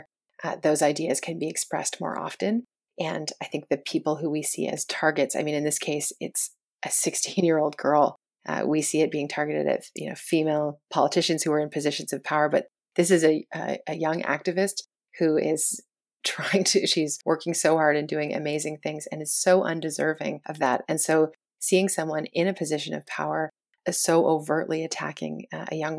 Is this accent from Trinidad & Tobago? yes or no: no; Canada; as a Canadian